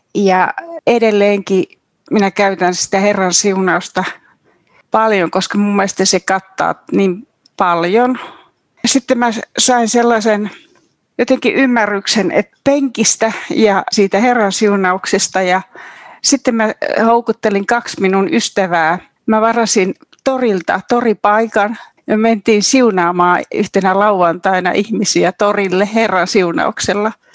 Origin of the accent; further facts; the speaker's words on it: Kuhmo, Kainuu, Finland; moved away; minä olen Kainuusta, Kuhmosta kotoisin ja Mä olen semmoisesta pienviljelytilalta kotoisin